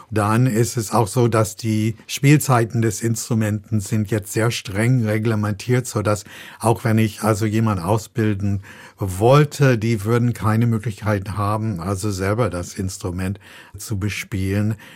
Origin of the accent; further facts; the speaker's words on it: United States; Und ich komme aus den USA und dort haben wir das so gemacht, gemacht, dass wir